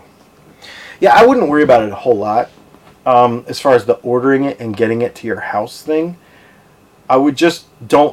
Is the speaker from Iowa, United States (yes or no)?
no; Arizona, United States; moved away; I'm from Arizona. I lived out there.